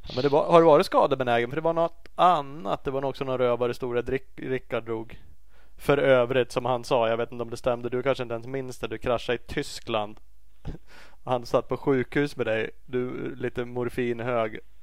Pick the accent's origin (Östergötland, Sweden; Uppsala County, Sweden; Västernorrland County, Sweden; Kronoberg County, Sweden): Uppsala County, Sweden; Uppsala; jag är från Uppsala